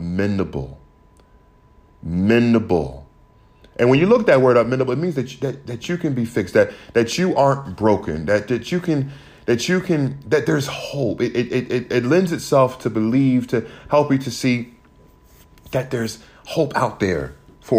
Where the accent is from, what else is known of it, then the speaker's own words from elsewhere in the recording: United States; growing up in America